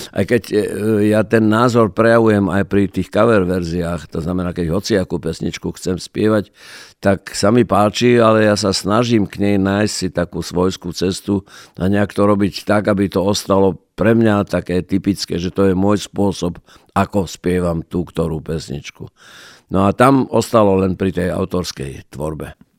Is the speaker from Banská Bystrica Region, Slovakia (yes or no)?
no; Prešov, Prešov Region, Slovakia; ja som z Prešova